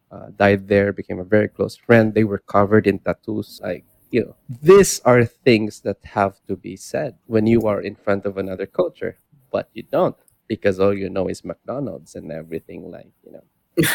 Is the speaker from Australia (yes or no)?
no; Philippines; moved away; also born or lived in Florence; Yeah, I'm from the Philippines.